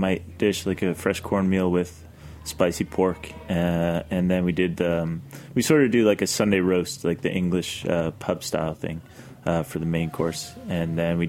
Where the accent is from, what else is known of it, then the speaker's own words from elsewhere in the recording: Nova Scotia, Canada; moved away as an adult; also born or lived in Europe; I grew up in Canada